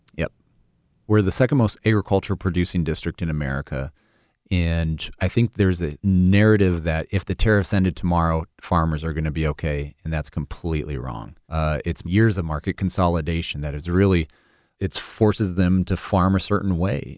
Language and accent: English; Sioux City, Iowa, United States; moved away as an adult; also born or lived in Seattle; the Sioux City Journal, my hometown paper